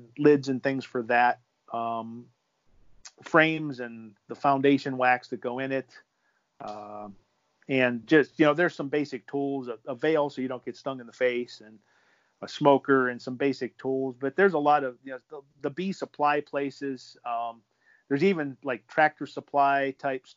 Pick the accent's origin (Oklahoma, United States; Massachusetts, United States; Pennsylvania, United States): Pennsylvania, United States; Western; I grew up in Western Pennsylvania